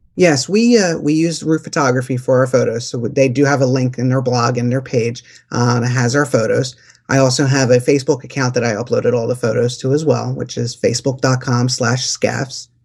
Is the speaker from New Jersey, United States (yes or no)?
no; Philadelphia, Pennsylvania, United States; We're from Philadelphia, and we have that Rocky mentality